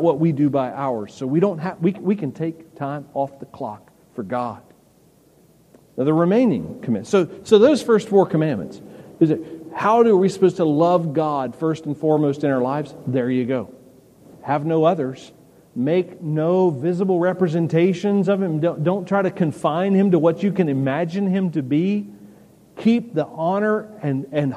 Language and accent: English; the South, United States; we grew up in the South